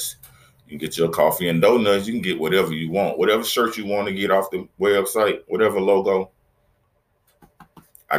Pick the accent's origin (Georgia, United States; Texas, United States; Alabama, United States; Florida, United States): Alabama, United States; Mobile; My city, my hometown, where I live right outside of Mobile